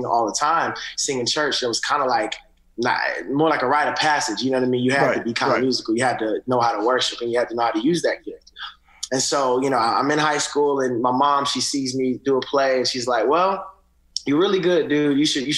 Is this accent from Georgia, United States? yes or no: yes; Atlanta, Georgia, United States; born or raised there; also born or lived in Augusta, United States